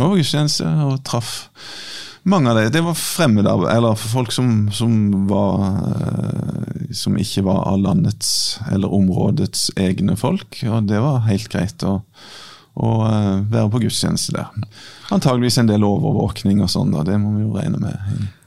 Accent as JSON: {"language": "Norwegian", "country": "Kenya", "said": "jeg er fra Kenya"}